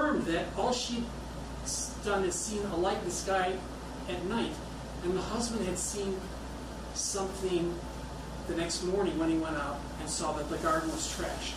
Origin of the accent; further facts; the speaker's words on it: Midwest, United States; I'm from the Midwest